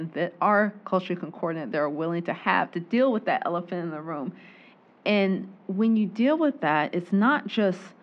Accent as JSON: {"language": "English", "region": "Georgia", "country": "United States", "tie": "born or raised there", "also_born_or_lived": "Waycross, Georgia", "said": "I'm born and raised in Georgia"}